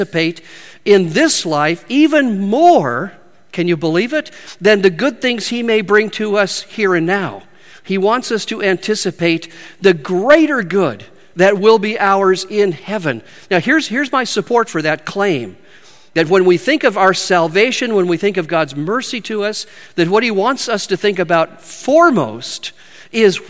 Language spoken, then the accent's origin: English; Spokane, Washington, United States; moved away as an adult; also born or lived in Midwest; I'm from Spokane, Washington